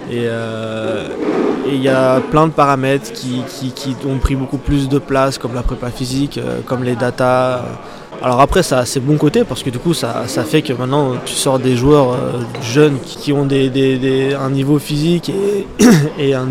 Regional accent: Aubervilliers, Île-de-France, France; also born or lived in Clermont-Ferrand; now in Bordeaux, France; j'ai grandi à Aubervilliers

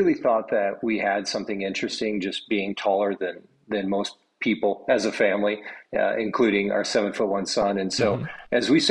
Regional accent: Midwest, United States; moved away as an adult; also born or lived in Saskatoon, Canada / Michigan; now in Atlanta, United States; Growing up in the Midwest myself

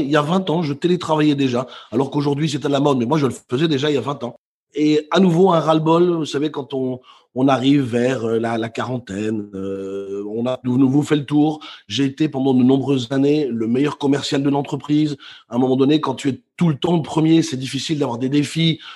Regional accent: Brussels, Brussels-Capital Region, Belgium; moved away as an adult; also born or lived in Netherlands; now in Basque Country, France; je suis né à Bruxelles, j'ai quitté ma ville natale à 19 ans pour aller euh, travailler et vivre aux Pays-Bas

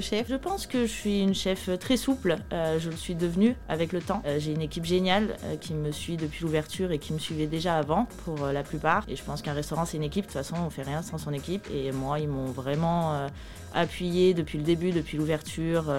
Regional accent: Lyon, Auvergne-Rhône-Alpes, France; moved away; je suis de Lyon

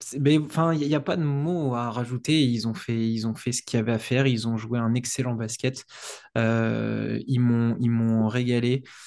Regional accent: France

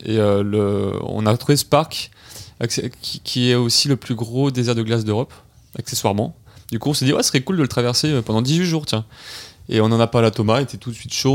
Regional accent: Nice, Provence-Alpes-Côte d'Azur, France; on est trois jeunes euh, niçois

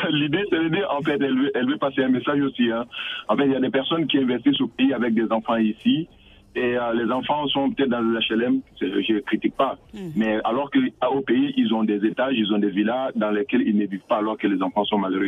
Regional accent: Côte d’Ivoire; moved away; je suis originaire de la Côte d'Ivoire

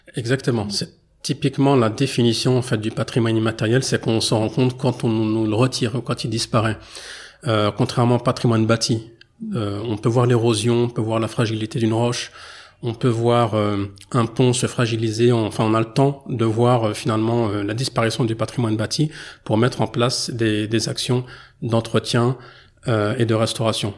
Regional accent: France; même si je suis né en France et que j'ai grandi en France

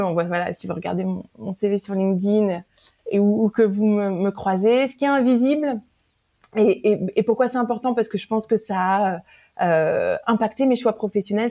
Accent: Paris, Île-de-France, France; moved away as an adult; also born or lived in New York; now in Silicon Valley, United States; je suis originaire de Paris, j'ai grandi entourée de mes parents, de mon frère, tout, toute ma vie

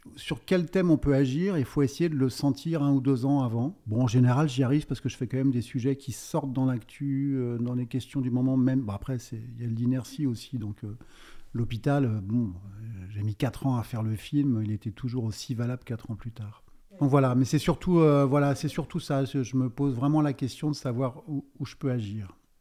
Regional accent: Brittany, France; je suis breton d'origine

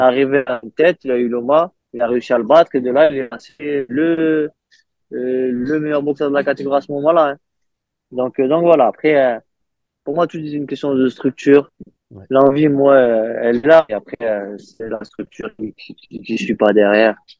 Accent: France; chez nous en France

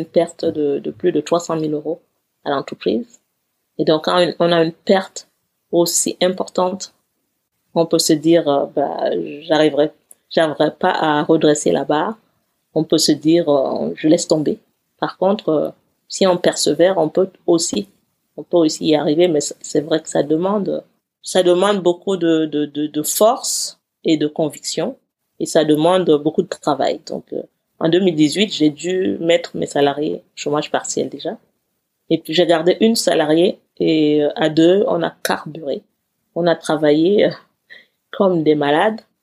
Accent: Cameroon; also born or lived in Eseka, Cameroon / Yaoundé, Cameroon / United States; now in Paris, France; Avant d'arriver en France, j'ai vécu dans une petite ville qui s'appelle Ezeka, puis j'ai vécu dans la capitale du Cameroun.

